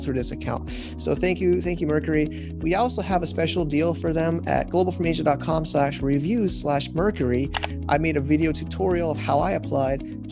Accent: United States; now in China; I'm an American

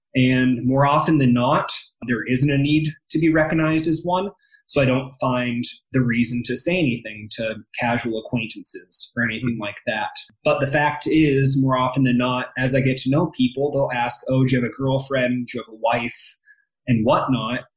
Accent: Happy Valley, Oregon, United States; now in Denver, United States; I grew up outside of Portland, Oregon, in a town called Happy Valley

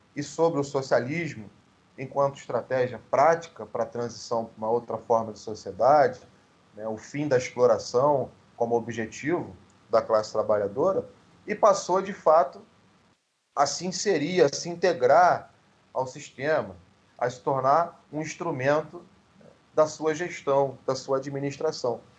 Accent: Rio de Janeiro, Brazil; na própria Zona Oeste, de onde eu venho

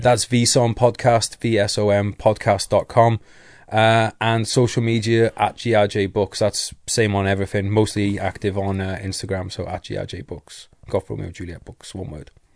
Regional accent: North Wales, United Kingdom; I'm from North Wales

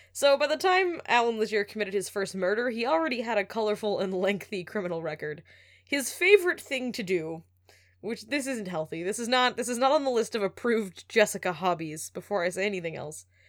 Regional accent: Alberta, Canada; also born or lived in Moncton, New Brunswick, Canada; now in New York, United States; I grew up in Alberta.

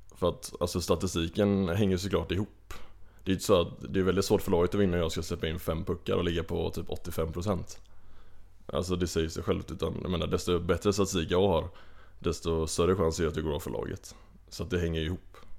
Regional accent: Kungälv, Västra Götaland, Sweden; accent: Gothenburg dialect; now in Uppsala, Sweden; jag är ju från Kungälv, eh, lite utanför Göteborg. Så att, ja, du har helt rätt med dialekten, jag är ju inte härifrån.

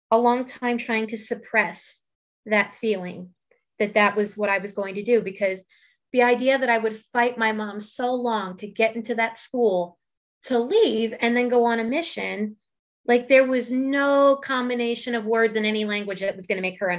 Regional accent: East Coast, United States; now in Idaho, United States; so the entire time that I lived in Idaho, uh, got used to the very different culture that is here because I'm from the East Coast.

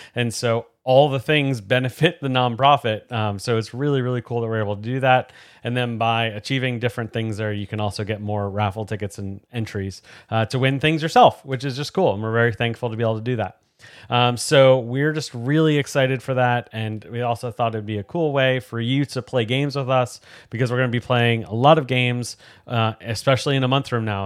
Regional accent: outside of New York, United States; grew up watching NASCAR and going to some different races and things growing up outside of New York

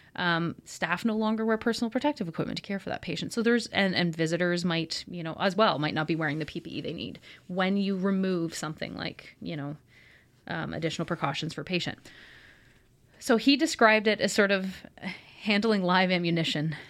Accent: Kingston, Ontario, Canada; moved away; So Kingston is my hometown. I was raised here

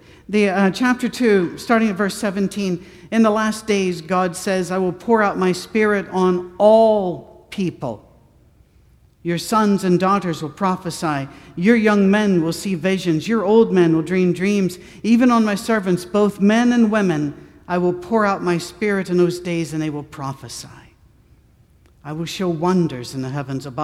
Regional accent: Scotland, United Kingdom; I'm a Scotsman.

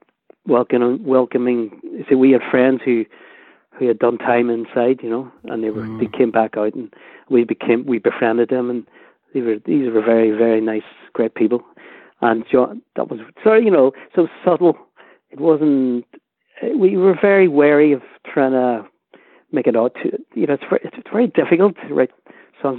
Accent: Derry, Northern Ireland, United Kingdom; we grew up in Derry and near the Bogside in Craigan

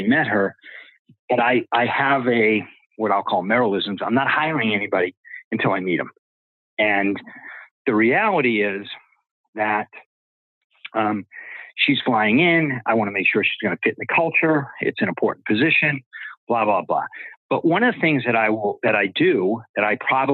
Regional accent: Boston, Massachusetts, United States; I'm from Boston

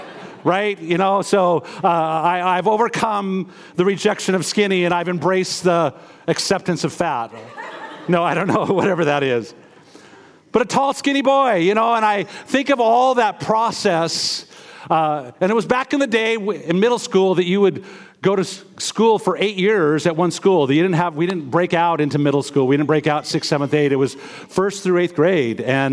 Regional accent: Missoula, Montana, United States; moved away as an adult; As a child, I was raised in Missoula, Montana, East Missoula, Montana

